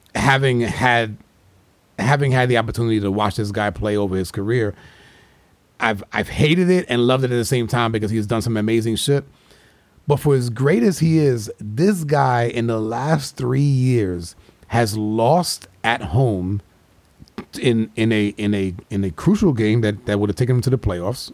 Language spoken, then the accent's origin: English; New York, United States; my boys that I grew up with in New York